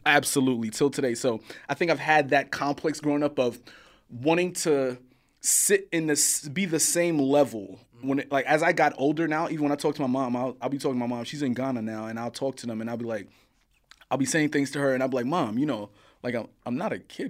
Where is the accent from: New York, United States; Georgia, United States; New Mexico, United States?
New York, United States; New York City; I grew up in Coney Island, Brooklyn, Coney Island.